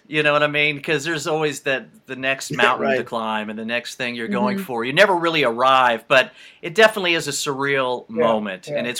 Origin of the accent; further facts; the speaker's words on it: United States; No, I'm from the States. But we went to South Africa.